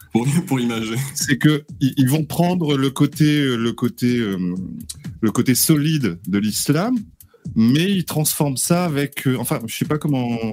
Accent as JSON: {"language": "French", "region": "Réunion", "country": "France", "said": "je suis réunionnais"}